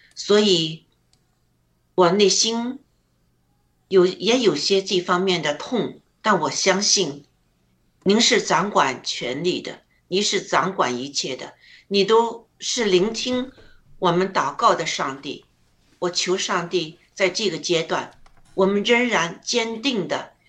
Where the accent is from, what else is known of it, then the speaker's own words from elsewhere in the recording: China; now in Alberta, Canada; 我们中国人